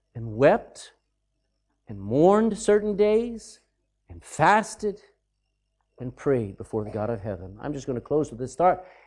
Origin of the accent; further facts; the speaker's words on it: Austin, Texas, United States; I was born in Austin, Texas